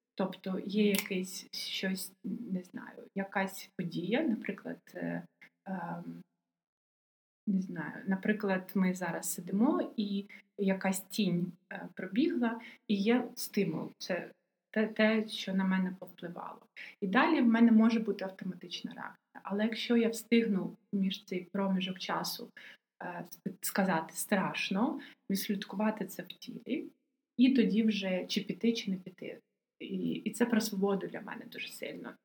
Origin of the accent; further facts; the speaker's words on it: Odesa, Odesa Oblast, Ukraine; я одеситка